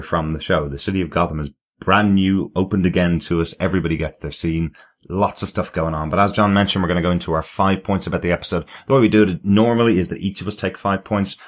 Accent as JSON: {"language": "English", "country": "Ireland", "said": "I'm the Irish one."}